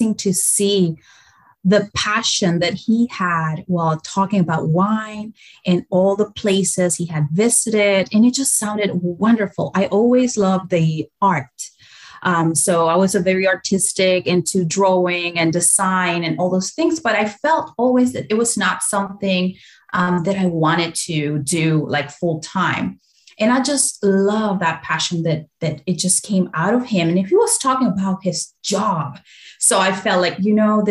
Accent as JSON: {"language": "English", "region": "Mendoza", "country": "Argentina", "tie": "born or raised there", "moved": "yes", "said": "I grew up in Argentina, in Mendoza, so wonderful wine region"}